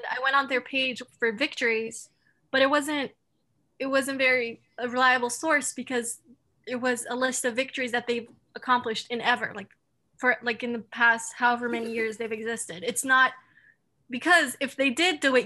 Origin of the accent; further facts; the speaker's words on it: Turkey; now in Canada; I'm from Turkey